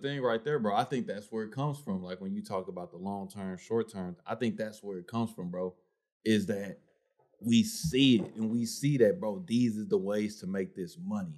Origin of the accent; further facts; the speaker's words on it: the South, United States; I'm from the South.